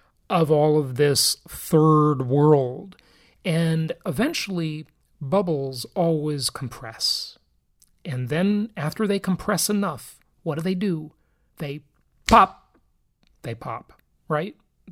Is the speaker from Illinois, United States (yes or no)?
no; Los Angeles, California, United States; my hometown, by the way. I grew up in Los Angeles.